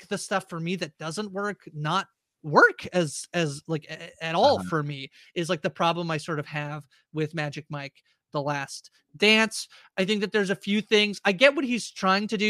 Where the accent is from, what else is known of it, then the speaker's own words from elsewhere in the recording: Canada; We were just being Canadian